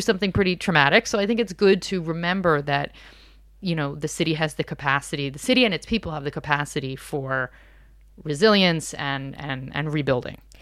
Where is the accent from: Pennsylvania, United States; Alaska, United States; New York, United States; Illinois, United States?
Pennsylvania, United States; outside of Philadelphia; moved away as an adult; now in Paris, France; I grew up outside of Philadelphia